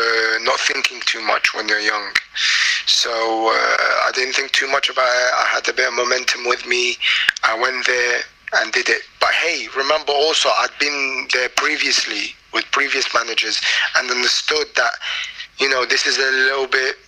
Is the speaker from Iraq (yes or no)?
yes; Iraq; And at the end of the day, it's my home country, man. I was born there, grew up there. My language was becoming better.